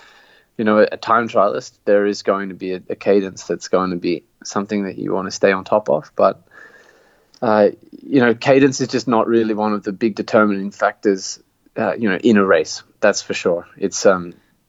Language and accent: English; Canberra, Australian Capital Territory, Australia; my hometown of Canberra.